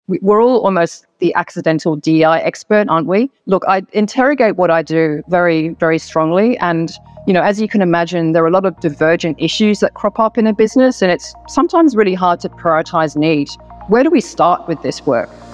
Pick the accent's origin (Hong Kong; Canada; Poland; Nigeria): Hong Kong; moved away as an adult; now in Sydney, Australia; I'm originally from Hong Kong, of mixed race Hong Kong Chinese and Anglo background